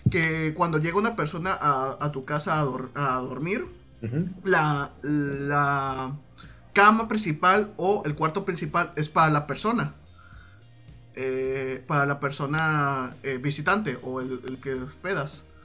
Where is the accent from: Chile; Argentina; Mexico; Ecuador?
Mexico; Sinaloa; perdóname, perdóname, soy de Sinaloa. Un saludo para los Sinaloa también